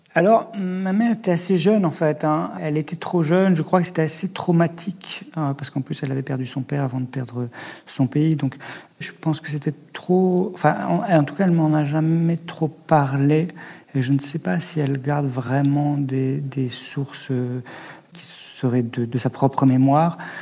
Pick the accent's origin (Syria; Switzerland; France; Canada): France; Nord-Isère, Auvergne-Rhône-Alpes; Moi, j'ai grandi à la campagne dans un lieu que les gens ne savaient pas forcément situer quand on leur disait. Je me souviens que mes parents, c'était dans le Nord-Isère